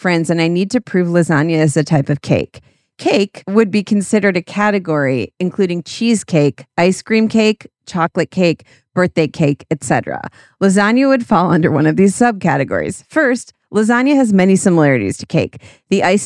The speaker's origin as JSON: {"language": "English", "country": "United States", "said": "I'm an American"}